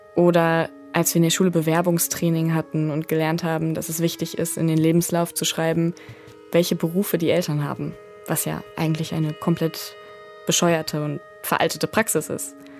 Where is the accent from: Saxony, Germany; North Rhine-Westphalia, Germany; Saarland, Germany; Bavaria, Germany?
North Rhine-Westphalia, Germany; Ruhr area; born or raised there